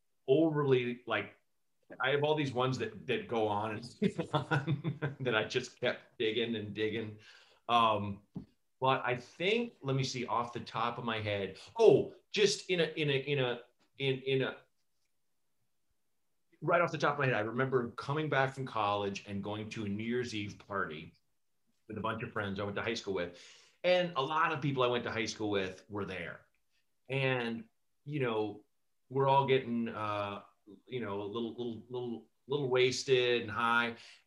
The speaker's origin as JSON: {"language": "English", "town": "Portland", "region": "Oregon", "country": "United States", "tie": "born or raised there", "said": "Portland, Oregon."}